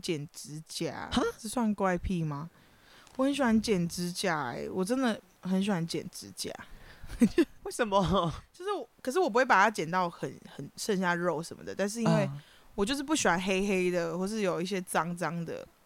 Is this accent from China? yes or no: no; Kaohsiung, Taiwan; moved away as an adult; now in Taipei, Taiwan; 我是高雄人啦